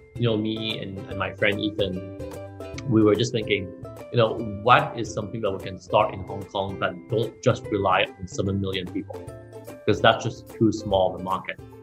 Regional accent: Mauritius; as a minority growing up in Mauritius

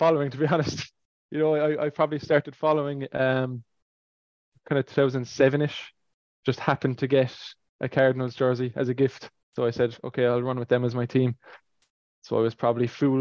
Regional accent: Ireland; moved away as an adult; now in Toronto, Canada; I'm an Irish fan

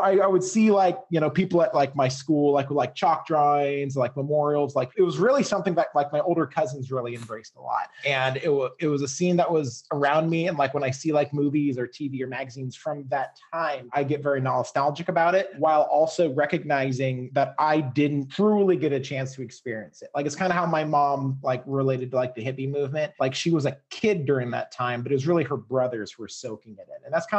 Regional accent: Seattle, Washington, United States; moved away; I grew up in Seattle, like Seattle proper. West Seattle is the name of the neighborhood that I'm from. And I was raised there. I was born in 1984.

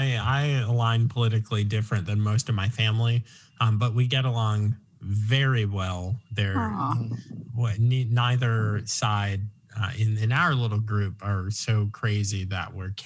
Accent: Long Island, New York, United States; now in Virginia, United States; I'm from Long Island, but I claim Virginia now.

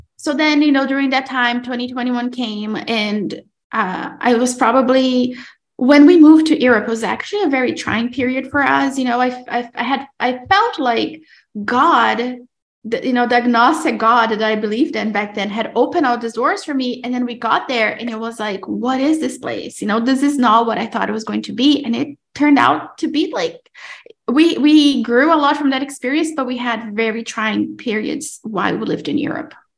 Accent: Brazil; moved away; I'm originally from Brazil, but I am married to an Italian man

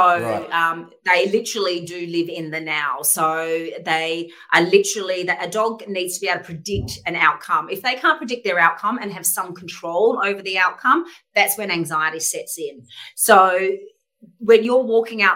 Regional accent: Adelaide, South Australia, Australia; moved away as an adult; also born or lived in Sydney; from a young kid growing up in Adelaide

